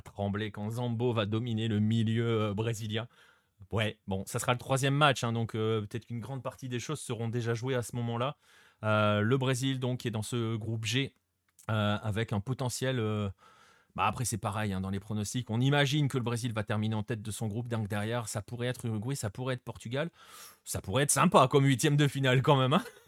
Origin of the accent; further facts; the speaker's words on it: France; nous, en tant que Français